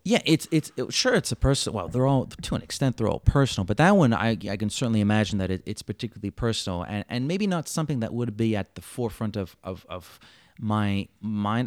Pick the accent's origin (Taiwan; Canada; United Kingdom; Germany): Canada; Montreal, Quebec; I'm born and, and bred here, Montreal, Quebec, Canada.